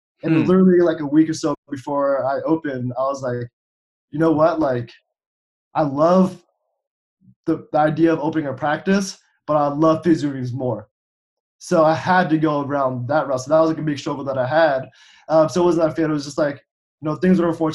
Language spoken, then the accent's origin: English; Cincinnati, Ohio, United States; came back to Cincinnati, which is my hometown